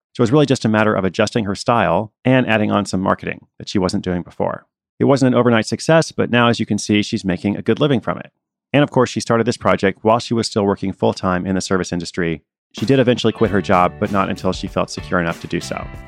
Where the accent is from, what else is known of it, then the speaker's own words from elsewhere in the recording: Portland, Oregon, United States; that's my hometown too.